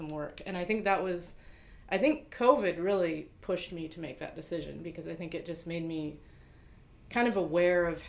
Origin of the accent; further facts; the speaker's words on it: Seattle, Washington, United States; moved away; I grew up in Seattle